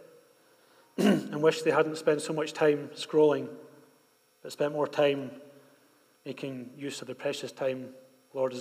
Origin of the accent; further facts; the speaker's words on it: Scotland, United Kingdom; now in Bogotá, Colombia; When we were growing up in Scotland